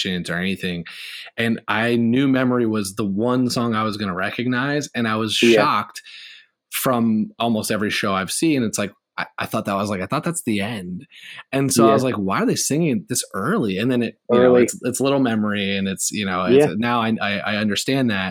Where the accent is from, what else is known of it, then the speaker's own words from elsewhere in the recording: Indiana, United States; I'm from Indiana